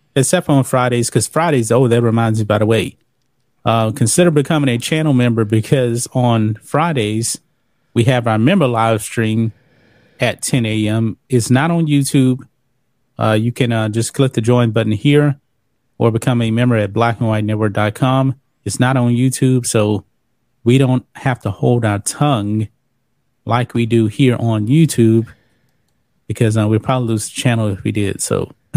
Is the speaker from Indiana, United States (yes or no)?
no; Texas, United States; I am Texas Proud, too. Born and raised in the great state of Texas